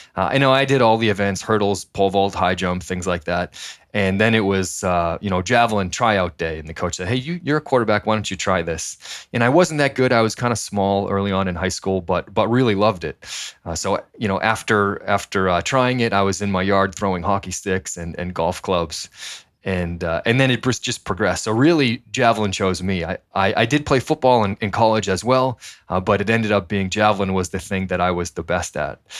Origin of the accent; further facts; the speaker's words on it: Methuen, Massachusetts, United States; moved away as an adult; also born or lived in New Hampshire / San Diego; grew up in Methuen, Massachusetts